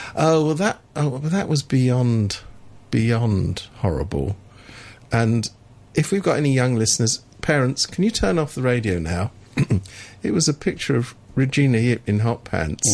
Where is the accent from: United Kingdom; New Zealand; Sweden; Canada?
United Kingdom; I come from Britain